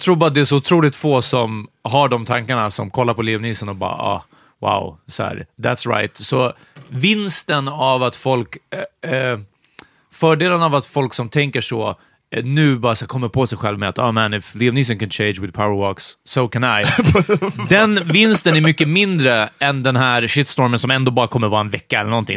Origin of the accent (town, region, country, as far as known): Hungary; now in Sweden